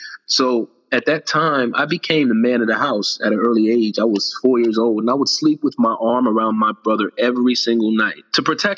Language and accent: English; Virginia, United States; I was born in Virginia